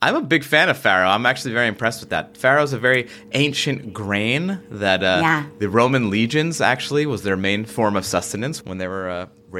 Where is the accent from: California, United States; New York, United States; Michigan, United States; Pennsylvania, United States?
New York, United States; New York.